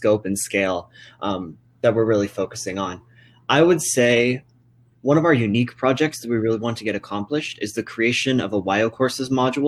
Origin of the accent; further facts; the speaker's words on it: Cheyenne, Wyoming, United States; also born or lived in Laramie, Wyoming; I am from Cheyenne, Wyoming, although I was originally born in Laramie, so I haven't strayed too far from home.